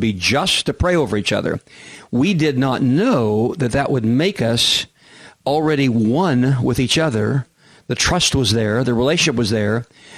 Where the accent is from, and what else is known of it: Kansas, United States; also born or lived in Oklahoma City, Oklahoma; now in San Diego, United States